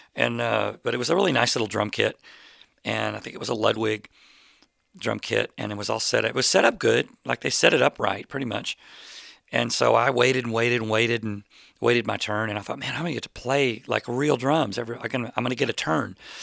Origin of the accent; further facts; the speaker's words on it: Plano, Texas, United States; I grew up in Plano, Texas